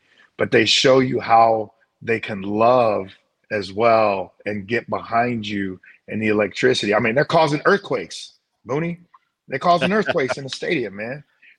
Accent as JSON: {"language": "English", "town": "St. Louis", "region": "Missouri", "country": "United States", "tie": "born or raised there", "said": "You know, having been grown up, born and raised in St. Louis, understanding what Cardinal fans are"}